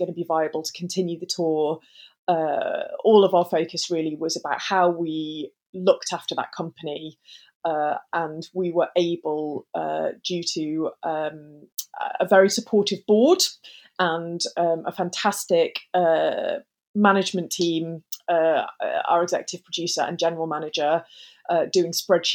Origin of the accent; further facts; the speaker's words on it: Staffordshire Moorlands, West Midlands, United Kingdom; also born or lived in Stoke-on-Trent; I'm from Staffordshire. So I grew up in the Moorlands, which most people, the easiest way for them to understand that is it's where Alton Towers is. As a teenager, I lived in the centre of Stoke-on-Trent.